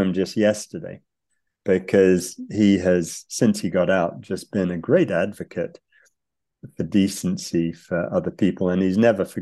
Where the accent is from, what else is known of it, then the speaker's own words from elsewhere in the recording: United Kingdom; moved away; also born or lived in United States; I grew up in Britain